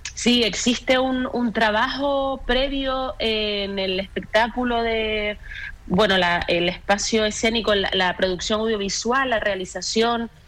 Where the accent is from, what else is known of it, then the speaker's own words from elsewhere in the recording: Canary Islands, Spain; nosotros como, como canarios, como isleños